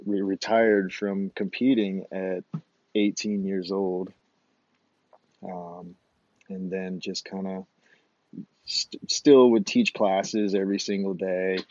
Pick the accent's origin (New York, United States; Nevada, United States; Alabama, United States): Alabama, United States; Phenix City; moved away as an adult; also born or lived in Savannah, Georgia; now in Moab, United States; I grew up in Alabama, a town called Phoenix City, Alabama.